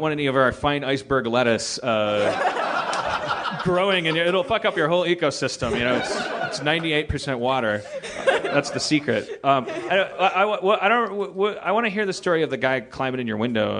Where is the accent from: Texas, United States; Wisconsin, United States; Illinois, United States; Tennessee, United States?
Wisconsin, United States; Milwaukee; I'm from Milwaukee.